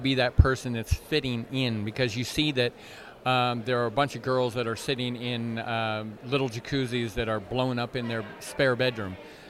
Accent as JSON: {"language": "English", "country": "Canada", "tie": "born or raised there", "said": "You know, I was raised in Canada."}